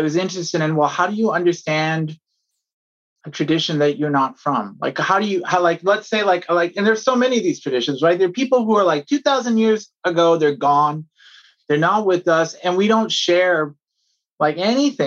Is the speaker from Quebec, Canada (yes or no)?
no; Toronto, Ontario, Canada; I was raised in Toronto, but my family's from South India